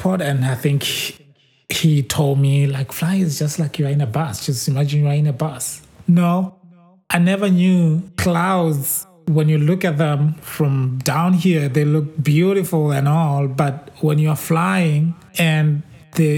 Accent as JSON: {"language": "English", "country": "Botswana", "moved": "as an adult", "lives_now": "United States", "said": "I'm from Botswana and now I live in the US"}